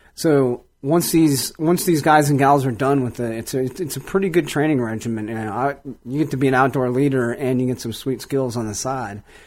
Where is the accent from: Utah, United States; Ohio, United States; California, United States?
Ohio, United States; Cleveland; moved away; growing up in Cleveland, I never really cared about the outdoors at all